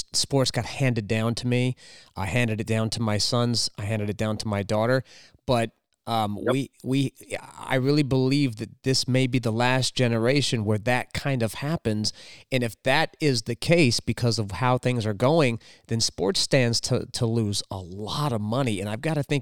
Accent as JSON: {"language": "English", "region": "Southern California", "country": "United States", "tie": "born or raised there", "said": "I grew up raised in Southern California"}